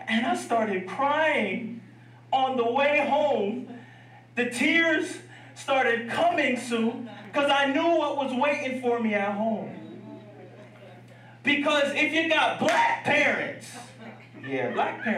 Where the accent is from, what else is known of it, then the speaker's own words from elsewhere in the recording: Piscataway, New Jersey, United States; I grew up in Piscataway, New Jersey